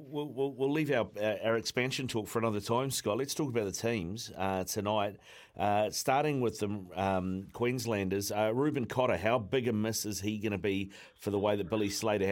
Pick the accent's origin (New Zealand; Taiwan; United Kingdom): New Zealand; I'm a Kiwi